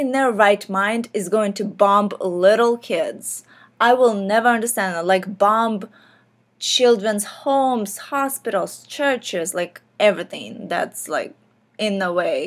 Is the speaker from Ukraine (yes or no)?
yes; Ukraine; moved away; I grew up in Ukraine as a millennial